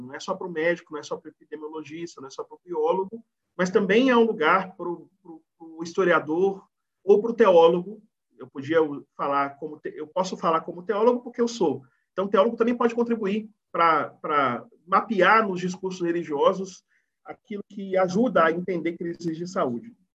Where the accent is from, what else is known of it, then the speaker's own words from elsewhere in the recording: Bahia, Brazil; Eu sou da Bahia